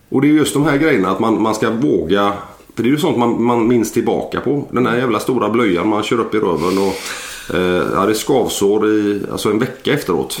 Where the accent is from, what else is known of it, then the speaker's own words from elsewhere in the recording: Landvetter, Västra Götaland, Sweden; jag är en, en vanlig gubbe från, jag är född i Landvetter eh, för 40 år sedan